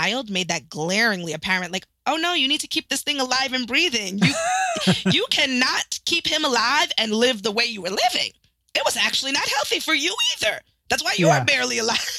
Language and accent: English; East Providence, Rhode Island, United States; I am originally from East Providence, Rhode Island, super proud townie here